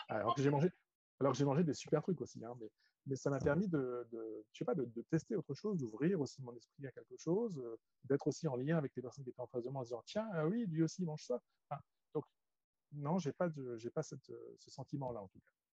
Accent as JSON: {"language": "French", "country": "France", "also_born_or_lived": "China"}